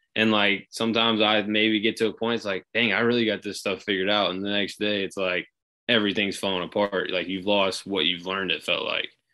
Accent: Shreveport, Louisiana, United States; I'm from Shreveport, Louisiana.

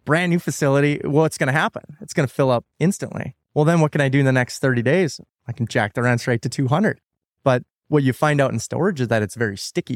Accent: North Dakota, United States; I'm from North Dakota

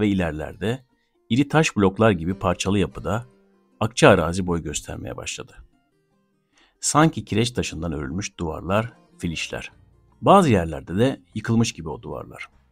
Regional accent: Gürsel neighbourhood and Karataş, Adana, Turkey; Ben çocukken Gürsel Mahallesi'nde ve Karataş'ta taşlı topraklı yollarda yalın ayak son sürat koşabilen akranlarım vardı

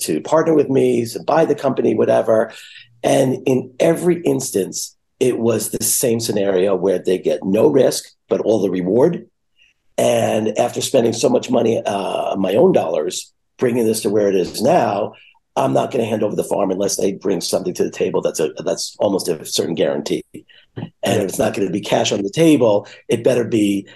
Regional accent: New York, United States; I'm a New Yorker

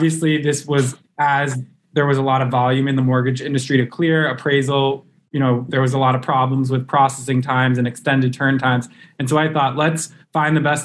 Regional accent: New York area, United States; I was born and raised in the New York area

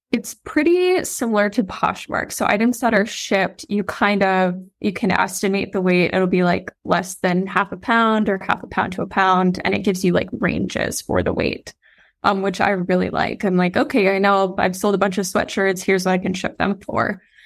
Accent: Iowa, United States; I'm a girl from Iowa

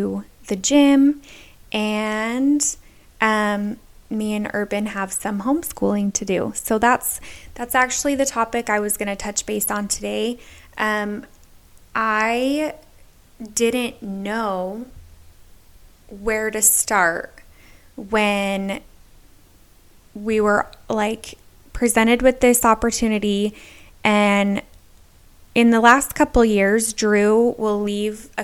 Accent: Utah, United States; moved away as an adult; now in North Carolina, United States; we are originally from Utah

